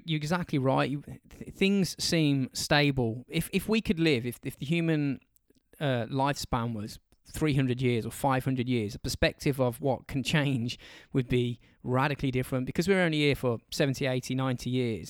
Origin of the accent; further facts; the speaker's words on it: England, United Kingdom; we're English